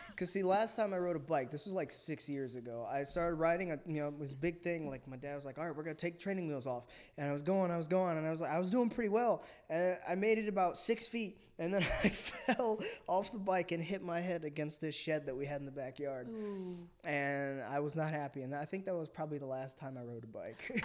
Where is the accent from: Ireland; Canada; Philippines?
Philippines; I was born in the Philippines. My mother's Filipino.